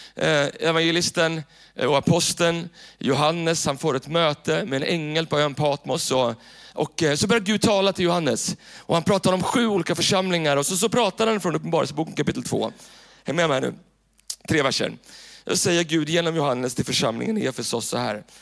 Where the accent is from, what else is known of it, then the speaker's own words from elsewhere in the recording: Tyresö, Stockholm County, Sweden; Den kyrkan där jag växte upp, eh, i Tyresö, så finns det en, en pingstkyrka som heter, som heter Tyresö pingstkyrka. Och där växte jag upp